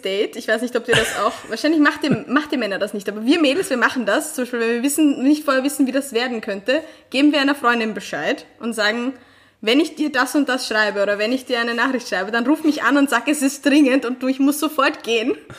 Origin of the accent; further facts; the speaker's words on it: Vienna, Austria; als Restösterreicher, vor allem als Wienerin oder Wiener